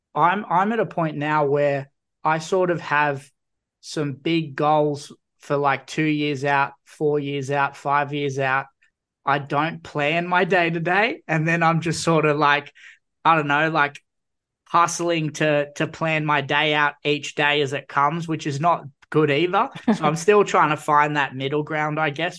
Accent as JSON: {"language": "English", "town": "Newcastle", "region": "New South Wales", "country": "Australia", "tie": "born or raised there", "said": "I'm from Newcastle originally, grew up on, like, New South Wales origin"}